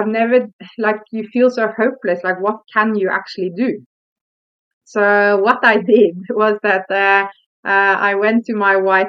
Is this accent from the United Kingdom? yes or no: no; Norway; moved away as an adult; now in South Africa; I come from Norway